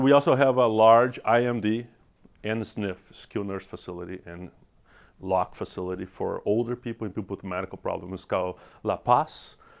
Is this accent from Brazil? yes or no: yes; Brazil; English is a second language; moved away as an adult; also born or lived in Salt Lake City, United States / San Diego, United States / Los Angeles, United States; now in United States; I have an accent. I'm, I'm from Brazil. I'm Brazilian.